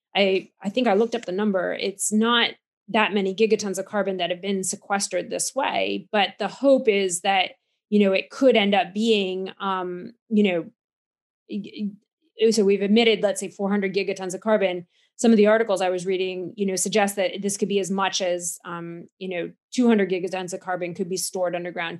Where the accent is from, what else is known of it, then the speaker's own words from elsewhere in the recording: United States; now in Cambridge, United Kingdom; you can hear from my accent that I'm from America, so I do try to get home to see my my family from time to time